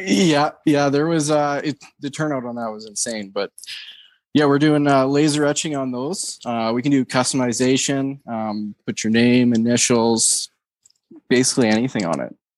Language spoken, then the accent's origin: English; Canada; as a Canadian